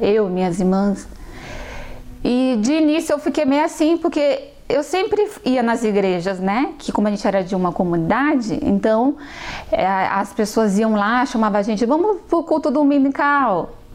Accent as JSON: {"language": "Portuguese", "region": "São Paulo", "country": "Brazil", "tie": "born or raised there", "also_born_or_lived": "Rio Grande do Norte", "said": "quando nós viemos do Rio Grande do Norte, chegamos aqui em São Paulo com meus três anos"}